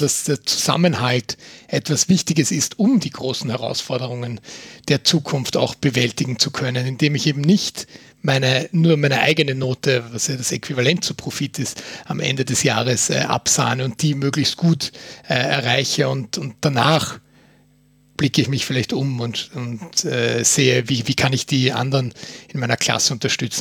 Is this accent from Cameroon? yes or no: no; Austria; bei uns in Österreich